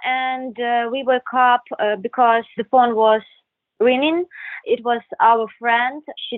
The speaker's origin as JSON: {"language": "English", "town": "Khmelnytskyi", "region": "Khmelnytskyi Oblast", "country": "Ukraine", "said": "so we need to get back home in our hometown. We are from Khmelnytsky."}